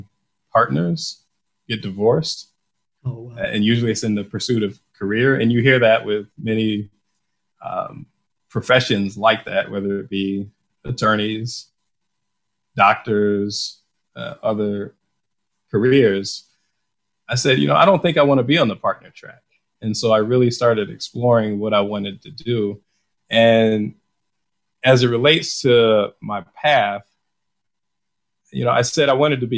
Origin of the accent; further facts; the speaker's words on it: Detroit, Michigan, United States; me growing up in Detroit